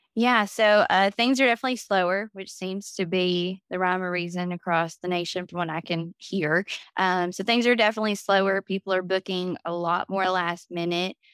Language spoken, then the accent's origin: English; Chatsworth, Georgia, United States; moved away as an adult; now in Destin, United States; in my hometown, if you went, like, an hour or two outside of Chatsworth, Georgia